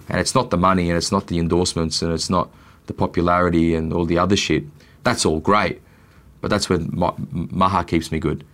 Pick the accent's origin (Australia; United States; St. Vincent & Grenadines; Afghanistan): Australia; I'm born here and I'm Australian